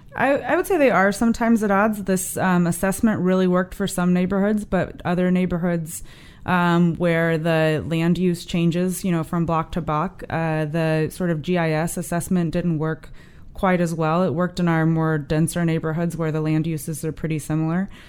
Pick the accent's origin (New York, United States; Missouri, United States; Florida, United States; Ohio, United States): Missouri, United States; St. Louis; moved away; I grew up in North Saint Louis in a neighborhood called Florissant.